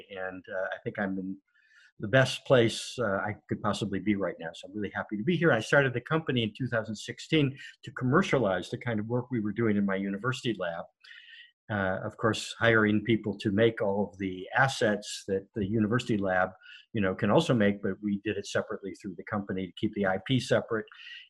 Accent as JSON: {"language": "English", "town": "Cleveland", "region": "Ohio", "country": "United States", "tie": "born or raised there", "also_born_or_lived": "Connecticut / Germany / Rome / Los Angeles", "moved": "yes", "said": "I was born in Cleveland, Ohio, and a long time ago. I just had a very big birthday."}